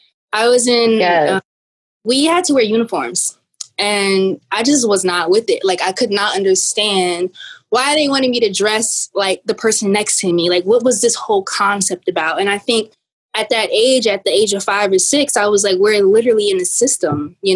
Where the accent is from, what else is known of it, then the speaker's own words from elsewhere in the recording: East Orange, New Jersey, United States; So I'm from East Orange, New Jersey, which has always been the seed of my inspiration.